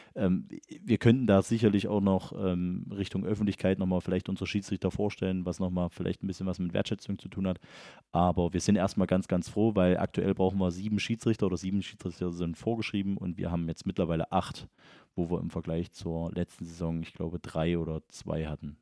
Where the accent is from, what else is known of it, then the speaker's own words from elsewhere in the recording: Elsterberg, Saxony, Germany; das ist ja auch mein Heimatort tatsächlich